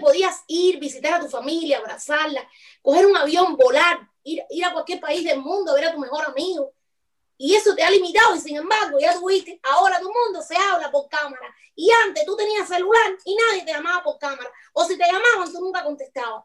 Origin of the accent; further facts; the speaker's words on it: Cuba; moved away; hasta que no haya de verdad una verdadera libertad de expresión en mi país, yo no quiero más nunca volver